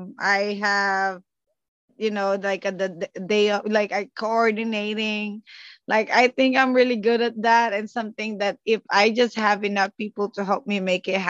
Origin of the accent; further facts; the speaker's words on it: Philippines; moved away; us Filipino